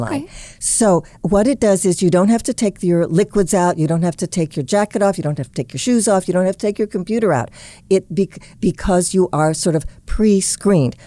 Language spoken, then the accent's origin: English; Indianapolis, Indiana, United States; my hometown of Indianapolis